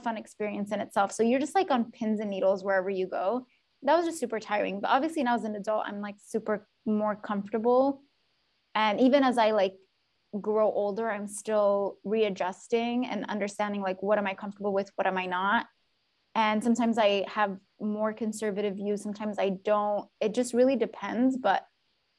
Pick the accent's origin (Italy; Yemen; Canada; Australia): Yemen; now in United States; growing up in Yemen